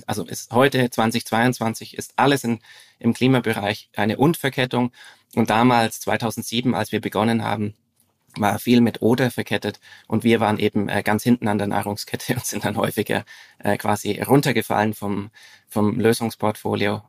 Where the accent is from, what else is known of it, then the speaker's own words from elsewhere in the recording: Franconian Switzerland, northern Bavaria, Germany; moved away as an adult; now in Zurich, Switzerland; ich bin in mhm. äh, Deutschland aufgewachsen, im Süden. Mhm. Im, im, Im Norden des Südens, also in, äh, in der fränkischen Schweiz, das ist der, der nördliche Teil von Bayern.